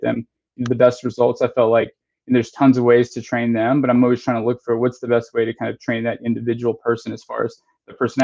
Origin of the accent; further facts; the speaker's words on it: Texas, United States; now in Charlotte, United States; I grew up in Texas, so, you know, football's like everything